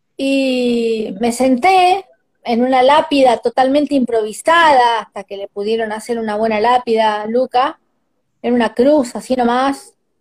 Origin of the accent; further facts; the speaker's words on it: Argentina; somos los argentinos